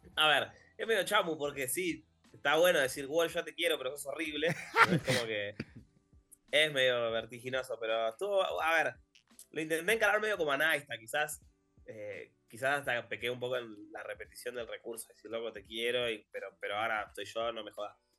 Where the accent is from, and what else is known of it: Argentina